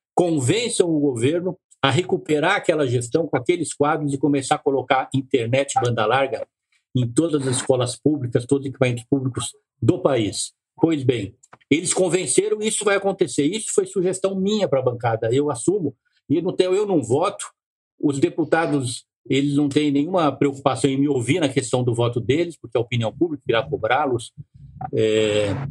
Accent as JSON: {"language": "Portuguese", "region": "São Paulo", "country": "Brazil", "tie": "born or raised there", "said": "eu sou de São Paulo. Eu aqui em São Paulo, eu sempre morei aqui"}